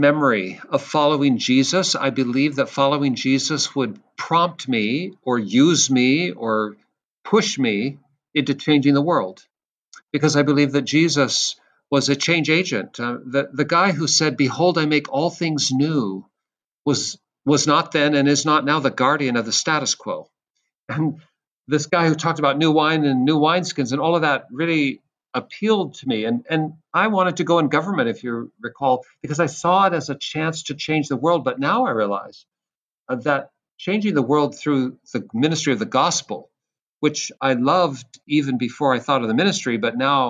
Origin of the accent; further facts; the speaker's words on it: Seattle, Washington, United States; I'm from Seattle. That's my home place.